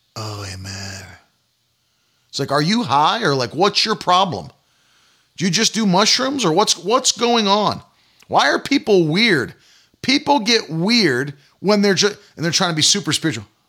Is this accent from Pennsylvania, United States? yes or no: no; Providence, Rhode Island, United States; moved away; also born or lived in New England / Northern Maine; I was born in Providence, Rhode I, Rhode Island, and spent a lot of my early years of life in New England